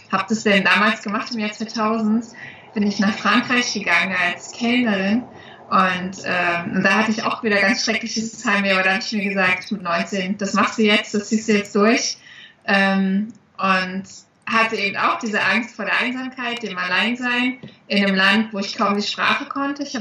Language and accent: German; East Germany, Germany; ich komme ja aus dem Osten und meine Eltern hatten nie die Möglichkeiten, die kannten das nicht anders.